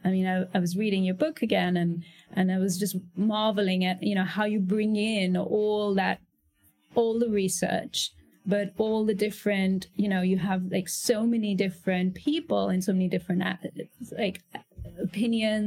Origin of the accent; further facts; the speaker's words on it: Moradabad, Uttar Pradesh, India; also born or lived in Firozabad; My family's from UP, and I grew up, I was born in Muradabad